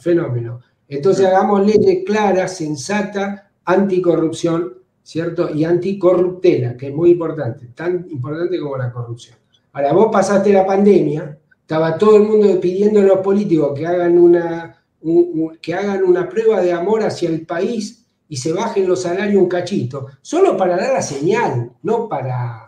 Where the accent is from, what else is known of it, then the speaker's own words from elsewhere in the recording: Argentina; todos somos argentinos